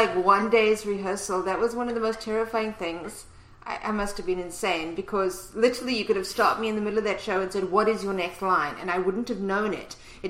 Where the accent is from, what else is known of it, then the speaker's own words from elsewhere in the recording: East London, Eastern Cape, South Africa; South Africa. East London, South Africa.